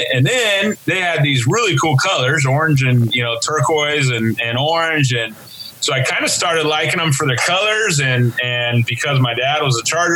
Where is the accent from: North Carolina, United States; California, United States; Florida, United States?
California, United States; Fallbrook; I was born and raised down in San Diego County, down in Fallbrook